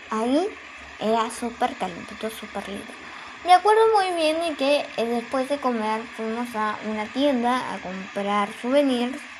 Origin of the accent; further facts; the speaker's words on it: Argentina; Porque yo soy de Argentina y en Argentina tipo no no suele haber nieve más que pues en la montaña claro